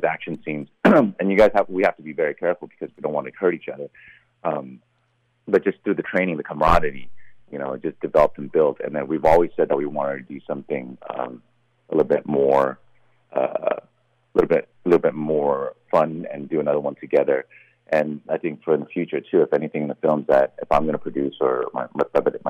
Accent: Santa Monica, California, United States; moved away as an adult; now in Taipei, Taiwan; So I was born in Southern California, Santa Monica, and then I moved to Taipei like close to 20 years ago

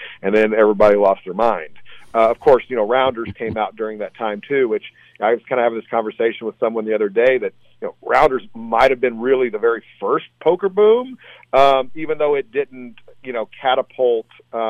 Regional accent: Texas, United States; I grew up in Texas.

